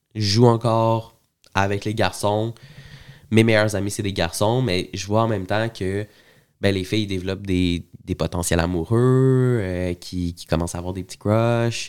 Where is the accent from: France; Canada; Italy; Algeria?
Canada; Montreal, Quebec; je suis né euh, à Montréal, à l'hôpital Saint-Luc